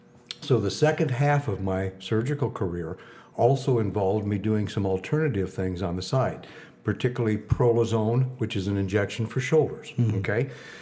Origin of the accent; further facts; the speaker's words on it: Midwest, United States; moved away as an adult; also born or lived in Kansas City; now in New York, United States; I'm a Midwesterner, okay? Lived in New York now for 12 years.